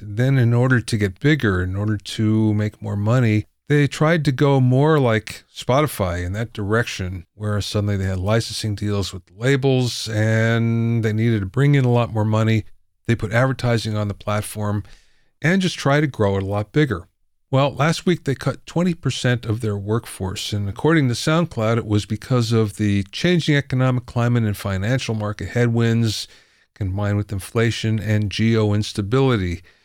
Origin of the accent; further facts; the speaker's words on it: near Pottsville, Pennsylvania, United States; moved away; I'm from Pennsylvania, too, but the other side of the state